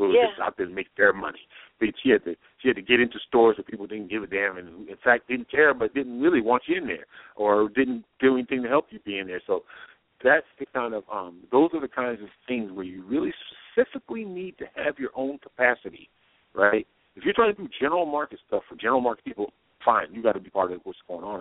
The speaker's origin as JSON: {"language": "English", "region": "New York", "country": "United States", "tie": "born or raised there"}